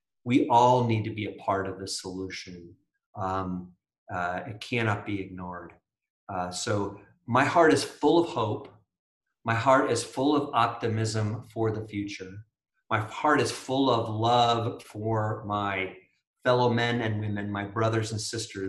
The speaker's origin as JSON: {"language": "English", "country": "United States", "said": "I am proud to be an American"}